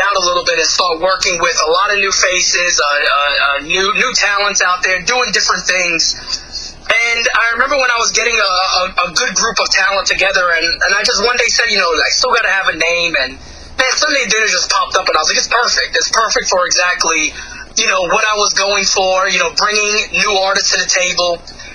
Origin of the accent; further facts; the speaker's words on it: New York City, New York, United States; now in Virginia, United States; I grew up in the Bronx, moved to Virginia, went back to the Bronx, and now I'm back in Virginia again